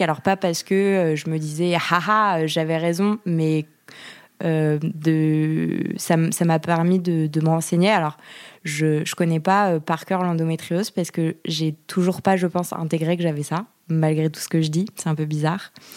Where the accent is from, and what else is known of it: Yvelines, Île-de-France, France; born or raised there